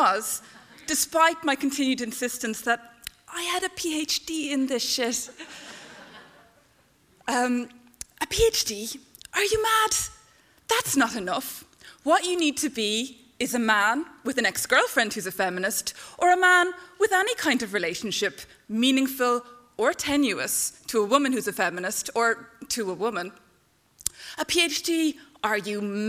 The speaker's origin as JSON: {"language": "English", "country": "Ireland", "tie": "born or raised there", "moved": "yes", "lives_now": "Canada", "said": "I'm Irish. I grew up in this country"}